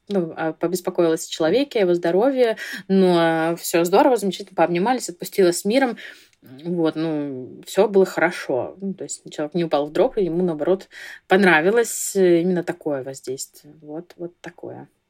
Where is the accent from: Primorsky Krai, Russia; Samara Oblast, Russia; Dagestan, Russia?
Primorsky Krai, Russia; Vladivostok; я из Владивостока